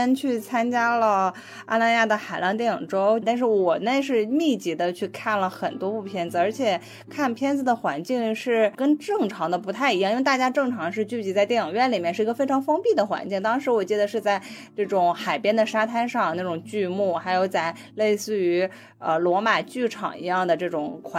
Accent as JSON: {"language": "Chinese", "region": "Northeast China", "country": "China", "said": "作为一个东北人的我"}